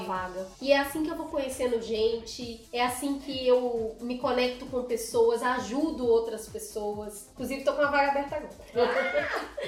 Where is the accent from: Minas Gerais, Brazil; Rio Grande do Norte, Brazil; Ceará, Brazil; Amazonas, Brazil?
Minas Gerais, Brazil; Belo Horizonte; moved away as an adult; now in São Paulo, Brazil; na minha casinha, na minha terrinha lá em BH